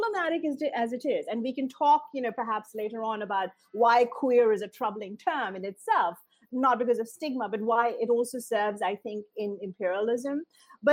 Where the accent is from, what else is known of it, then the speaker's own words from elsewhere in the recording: Indiana, United States; grew up in a town in Indiana where the KKK would gather on the steps of the courthouse every year